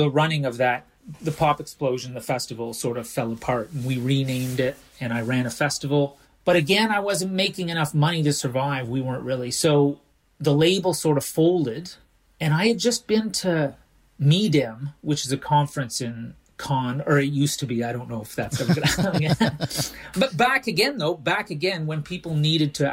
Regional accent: Canada; moved away as an adult; also born or lived in England; now in Stockholm, Sweden; I'm Canadian, even though most people think I'm American. But before that, I lived in Canada up until I was about 20, 21, and then I moved to England, lived there for 18 years before I moved to Stockholm

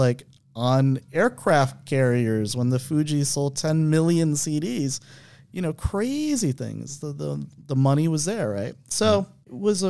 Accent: Buffalo, New York, United States; also born or lived in New Haven, United States; I was born in New Haven, Connecticut. And my mom was a librarian at the college, and then we lived there for a year and then moved to a cold place called Buffalo, New York, if anybody knows that.

